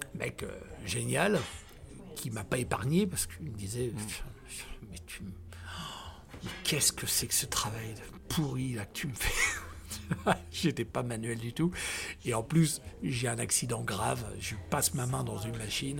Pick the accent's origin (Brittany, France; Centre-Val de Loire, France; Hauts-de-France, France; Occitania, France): Centre-Val de Loire, France; Tours; born or raised there; also born or lived in Côte d'Ivoire